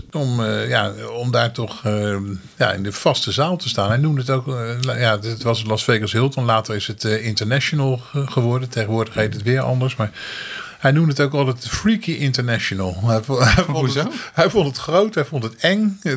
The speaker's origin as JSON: {"language": "Dutch", "country": "Netherlands"}